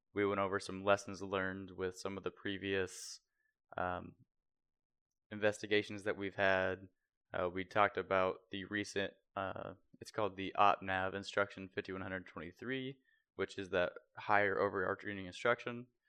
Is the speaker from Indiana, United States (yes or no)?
yes; near Naval Surface Warfare Center Crane, Indiana, United States; also born or lived in Terre Haute, Indiana; about thirty-five minutes outside of where my hometown was